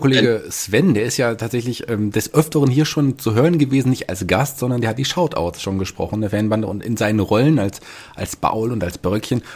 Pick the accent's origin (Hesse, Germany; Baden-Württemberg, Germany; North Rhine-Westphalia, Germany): Hesse, Germany; als Hesse